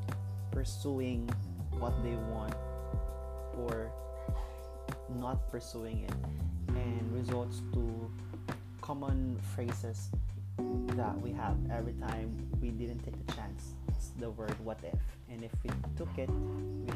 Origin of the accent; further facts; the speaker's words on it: Cagayan de Oro, Northern Mindanao, Philippines; moved away as an adult; now in Cebu, Philippines; right now I'm from Cagayan de Oro, but currently I'm here in Cebu because I took a job here